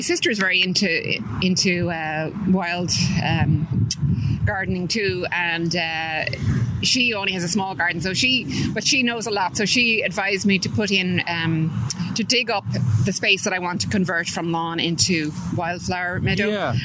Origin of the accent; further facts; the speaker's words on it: Dublin, Leinster, Ireland; moved away as an adult; also born or lived in California, United States; I'm from Drumcondra and mm-hmm. I'm back living there now after living in America for 25 years oh, in California